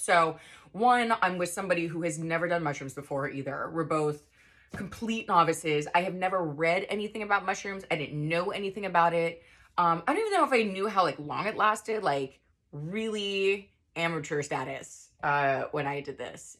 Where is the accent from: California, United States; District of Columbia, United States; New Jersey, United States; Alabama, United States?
California, United States; Los Angeles; I am from L A. I am from the Valley